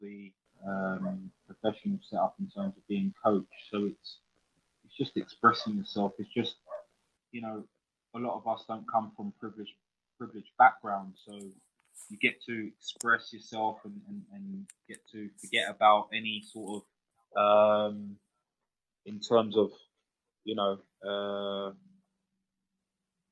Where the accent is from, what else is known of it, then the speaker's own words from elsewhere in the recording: London, United Kingdom; I grew up in Peckham in South London